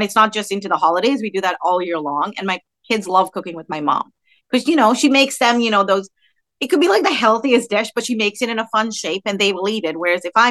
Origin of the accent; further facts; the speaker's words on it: Dubai, United Arab Emirates; also born or lived in Bahrain; now in United States; Even though I grew up in Dubai for the most part and Bahrain, I still came to America and I knew what, you know, the States was like.